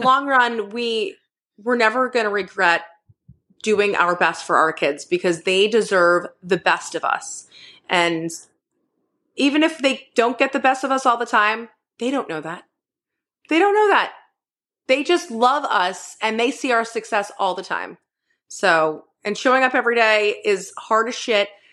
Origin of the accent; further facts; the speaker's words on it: Northeast, United States; moved away; I grew up in the Northeast where it was, you can't go outside, it's fucking negative forty degrees